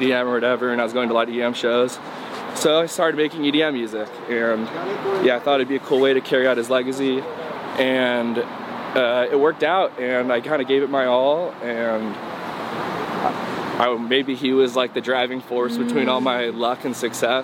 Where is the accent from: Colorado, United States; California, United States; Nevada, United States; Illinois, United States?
California, United States; Newport Beach; hometown is Newport Beach, California